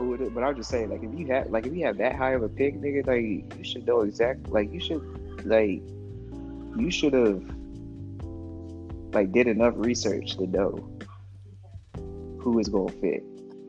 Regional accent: Atlanta, Georgia, United States; I'm from Atlanta.

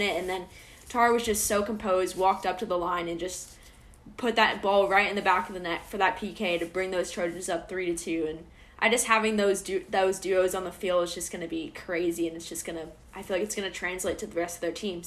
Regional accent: San Diego, California, United States; moved away as an adult; now in Los Angeles, United States; I'm a sophomore from San Diego

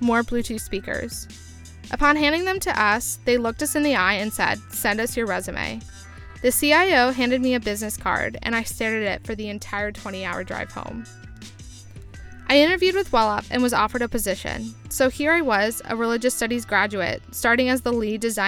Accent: United States; As an American

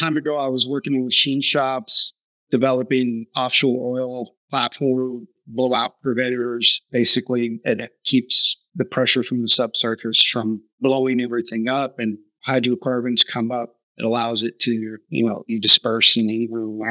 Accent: Southern California, United States; growing up in Southern California, My dad was a machinist

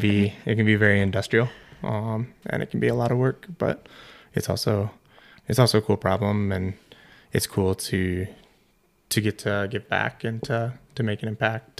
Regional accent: Iowa, United States; moved away as an adult; also born or lived in Colorado; I grew up in Iowa, so middle of the country, flatland

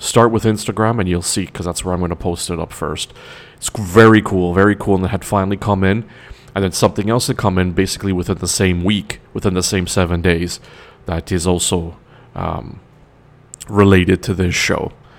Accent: Toronto, Ontario, Canada; I am from Toronto, Canada, being that I'm also Trinidadian. I am a Canadian Trinidadian, if you want to put it more accurately.

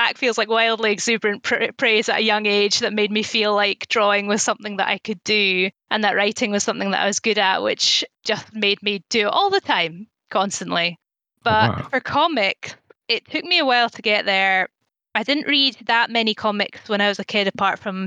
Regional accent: Elgin, Scotland, United Kingdom; also born or lived in Cheddar, England / Dunblane, Scotland / Glasgow, Scotland; I grew up in Elgin, which is a town to the north of Scotland, not far from Inverness

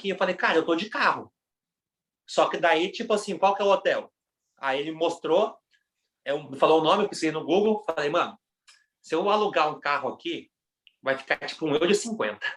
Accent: Brazil; não, mano, não sou daqui não, sou do Brasil.

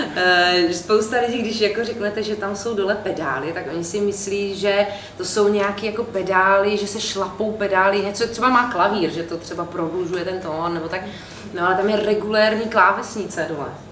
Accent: Olomouc, Olomouc Region, Czechia; dětství jsem prožila v Olomouci

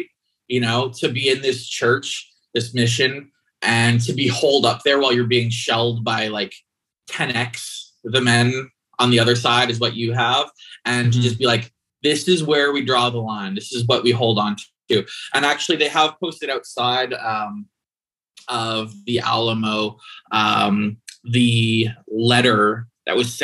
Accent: Canada; growing up as a Canadian

